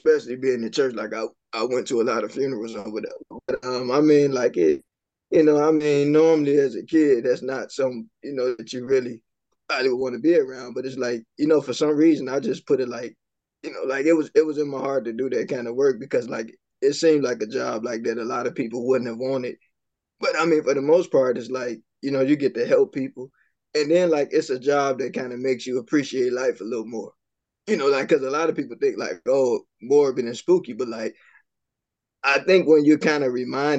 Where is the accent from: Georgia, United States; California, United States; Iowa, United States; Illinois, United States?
Illinois, United States; Chicago; I grew up in Chicago